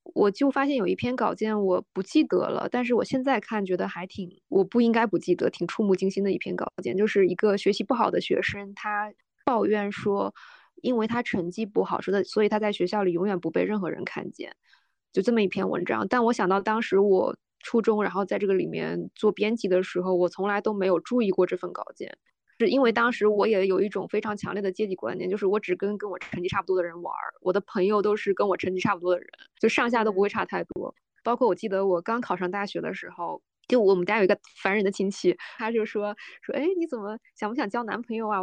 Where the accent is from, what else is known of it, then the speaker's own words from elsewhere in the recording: Northeast China, China; 我生长的环境是我在 ，呃，东北一个特别小的城市